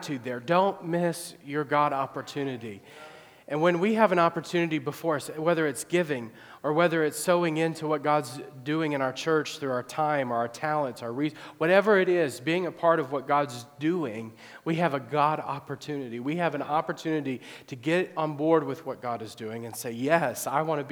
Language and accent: English; Illinois, United States; my hometown area